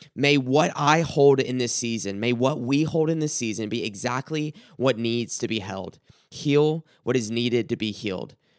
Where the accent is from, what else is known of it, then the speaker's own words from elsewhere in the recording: South Carolina, United States; growing up in South Carolina